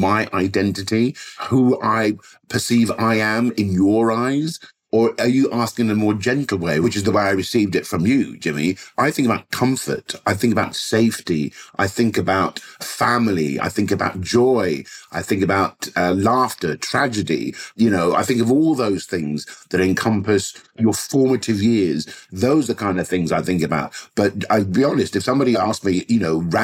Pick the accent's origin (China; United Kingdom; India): United Kingdom; London; growing up in Southwest London.